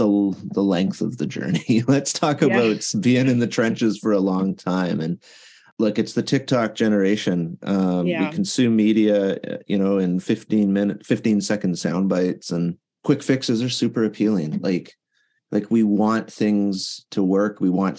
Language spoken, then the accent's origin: English; Canada; I'm Canadian, I'm in Canada